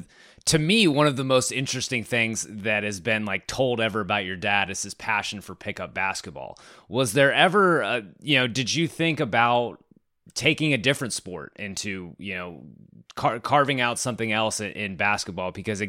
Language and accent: English; Richmond, Virginia, United States; I grew up in Richmond, Virginia